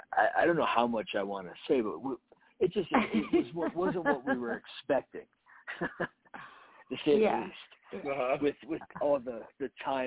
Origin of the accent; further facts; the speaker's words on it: Florida, United States; from Ohio. I grew up in South Florida, so just my entire family is from the Ohio area.